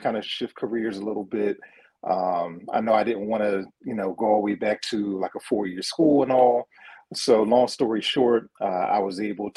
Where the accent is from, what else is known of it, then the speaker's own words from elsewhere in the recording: Philadelphia, Pennsylvania, United States; born and raised in Philadelphia, West Philadelphia, born and raised